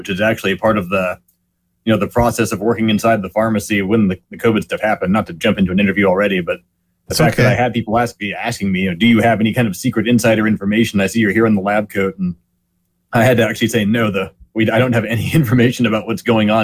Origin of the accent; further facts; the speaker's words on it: California, United States; I'm from California